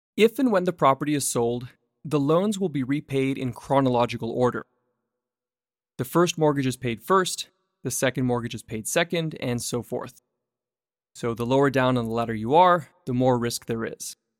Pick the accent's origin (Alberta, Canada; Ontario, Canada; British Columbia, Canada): British Columbia, Canada; Vancouver; Vancouver, my hometown.